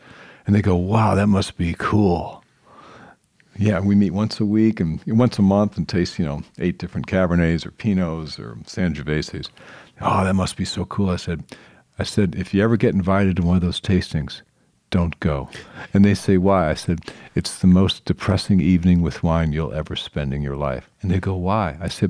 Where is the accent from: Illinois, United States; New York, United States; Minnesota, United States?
Illinois, United States; Chicago; I said, oh, hey, man, I grew up in Chicago. I'm fine.